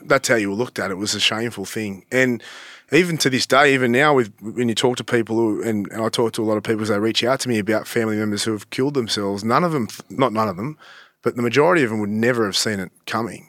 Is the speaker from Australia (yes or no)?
yes; Sydney, New South Wales, Australia; I grew up in Malabar